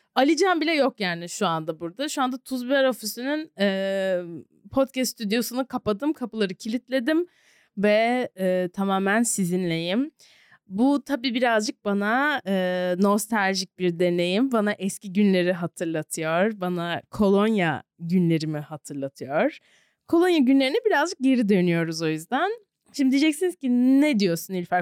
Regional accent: Turkey; moved away as an adult; also born or lived in Savannah, United States / New York, United States; Ben iki günde üç senedir dönmediğim memleketime dönmeye karar

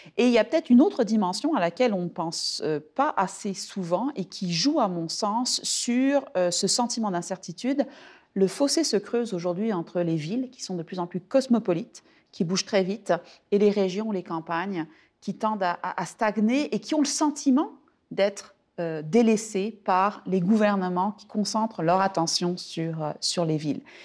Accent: France; now in Quebec, Canada; mon expérience en tant que Française

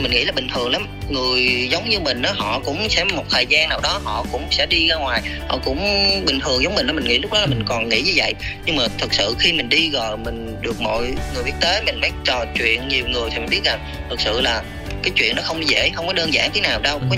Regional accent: Southern Vietnam, Vietnam; accent: southern; mình nói giọng miền nam

